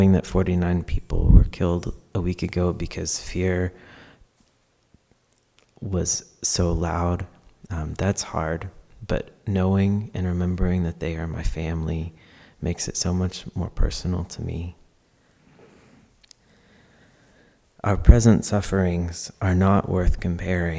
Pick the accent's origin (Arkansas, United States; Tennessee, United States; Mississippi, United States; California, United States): Arkansas, United States; I grew up as a queer and trans person in Arkansas